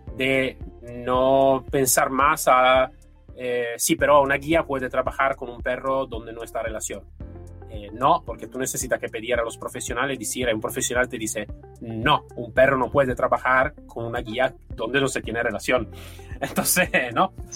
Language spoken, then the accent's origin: Spanish; Italy; Spanish is a second language; now in Spain